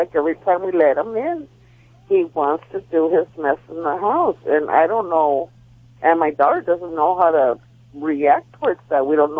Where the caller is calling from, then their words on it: Baldwin Park, California, United States; I'm calling from Baldwin Park.